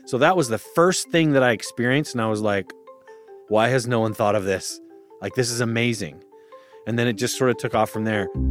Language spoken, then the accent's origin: English; Utah, United States; also born or lived in Austin; now in Los Angeles, United States; I grew up in Utah, and I just bought a house in Austin